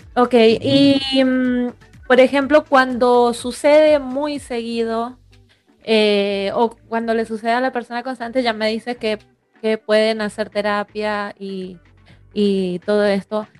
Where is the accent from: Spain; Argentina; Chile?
Argentina; Mendoza; Yo soy mendocina